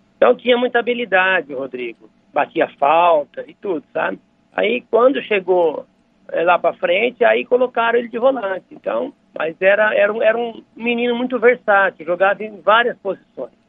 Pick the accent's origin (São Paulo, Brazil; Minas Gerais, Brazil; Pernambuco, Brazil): São Paulo, Brazil; Dracena; Somos de Dracena lá, da, da terra de Dracena. Eu também nasci em Dracena, sou dracenense.